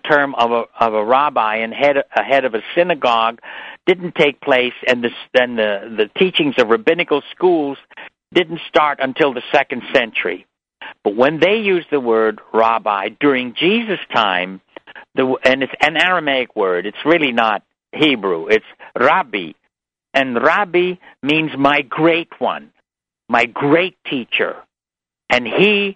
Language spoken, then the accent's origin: English; New York City, New York, United States; I was brought up in New York City